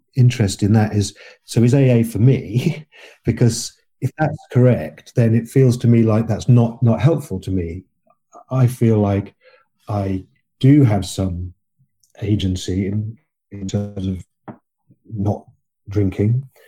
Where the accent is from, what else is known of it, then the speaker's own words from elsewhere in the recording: England, United Kingdom; I'm fifty-three years old. I'm English and, and a male